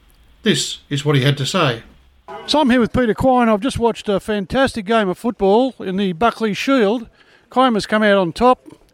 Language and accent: English; Cessnock, New South Wales, Australia; moved away; that's my hometown.